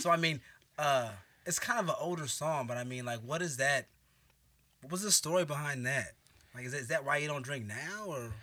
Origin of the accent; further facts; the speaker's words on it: Oakland, California, United States; now in Chicago, United States; from Oakland